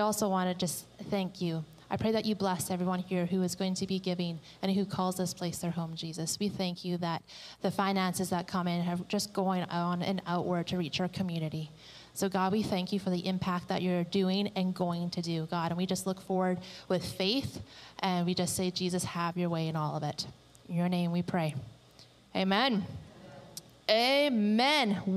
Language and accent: English; British Columbia, Canada; moved away; we are from British Columbia